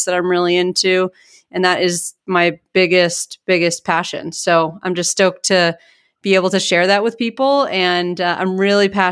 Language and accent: English; Northeast, United States; moved away as an adult; also born or lived in Boston; now in Boulder, United States; I am from the Northeast